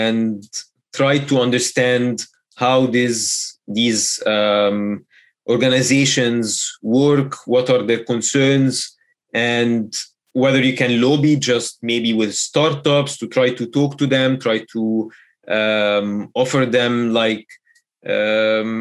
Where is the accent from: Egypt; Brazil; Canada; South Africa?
Egypt; Egypt, of course, being my home country